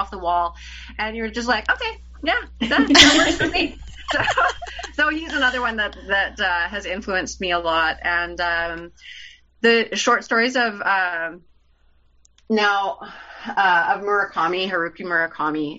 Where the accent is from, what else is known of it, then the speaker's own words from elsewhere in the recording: Canada; I'm Canadian, and for us, Handmaid's Tale is required reading in, I can't remember if it's grade 11 or 12